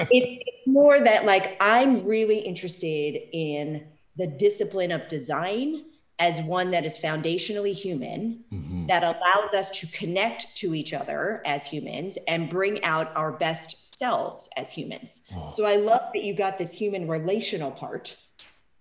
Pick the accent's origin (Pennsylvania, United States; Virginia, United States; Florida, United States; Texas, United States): Pennsylvania, United States; Philadelphia; also born or lived in San Francisco Bay Area; now in San Francisco, United States; I'm calling you from Philadelphia, my hometown